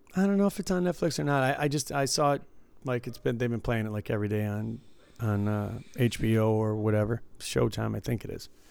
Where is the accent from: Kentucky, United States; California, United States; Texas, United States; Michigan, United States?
Michigan, United States; Detroit; growing up in Detroit